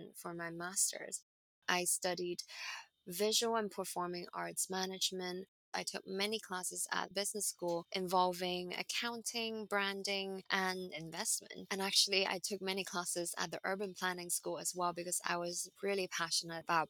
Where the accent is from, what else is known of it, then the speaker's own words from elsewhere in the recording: Hong Kong; moved away as an adult; also born or lived in Boston, United States; I grew up in Hong Kong.